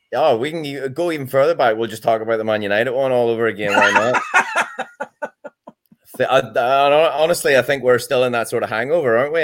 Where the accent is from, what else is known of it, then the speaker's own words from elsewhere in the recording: Ireland; as an Irishman